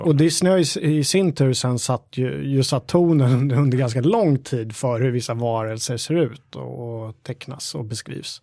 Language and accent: Swedish; Stocksund, Stockholm County, Sweden; Där jag växte upp i Stocksund